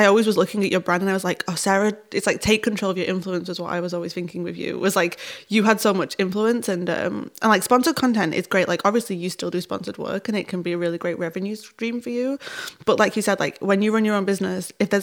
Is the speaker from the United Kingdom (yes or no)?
yes; United Kingdom; we're British, or if this is specifically because we're both Northern